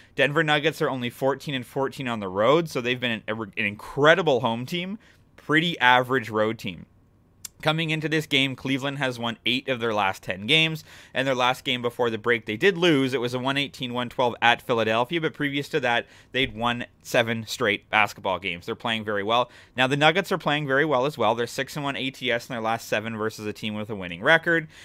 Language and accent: English; Toronto, Ontario, Canada; my hometown, Toronto